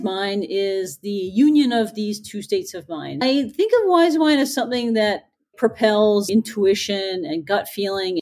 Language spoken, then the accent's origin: English; Newfoundland and Labrador, Canada; I'm from Newfoundland. It's a beautiful island off the east coast of Canada.